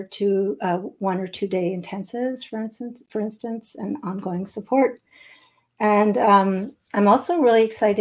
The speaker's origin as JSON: {"language": "English", "town": "Montreal", "region": "Quebec", "country": "Canada", "tie": "born or raised there", "lives_now": "Eastern Townships, Canada", "said": "So I'm not far from Montreal. That's my hometown."}